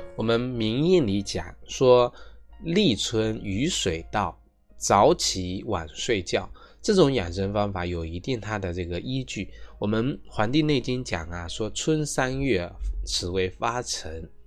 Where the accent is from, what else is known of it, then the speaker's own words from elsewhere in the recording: China; 我们中国人